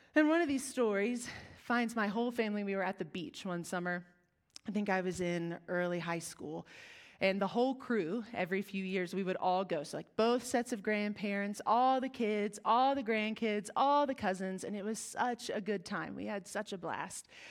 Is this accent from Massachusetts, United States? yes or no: no; West Virginia, United States; We are from West Virginia.